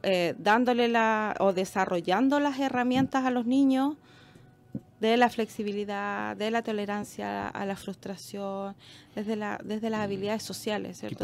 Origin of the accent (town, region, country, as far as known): Chile